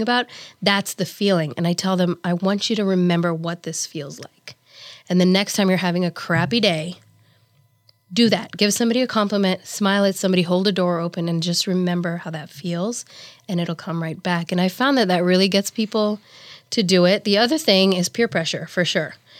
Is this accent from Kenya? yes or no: yes; Nairobi, Kenya; moved away as an adult; also born or lived in Saint Peter, Minnesota; now in Omaha, United States; I was raised in Nairobi, Kenya, and I was the oldest of four girls